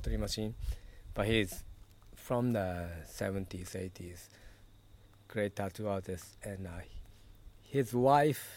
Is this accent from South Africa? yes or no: no; Japan; also born or lived in United States; now in Rotterdam, Netherlands; I'm from Japan